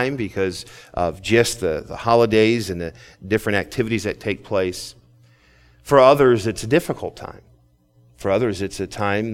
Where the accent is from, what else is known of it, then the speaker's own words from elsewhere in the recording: United States; as an American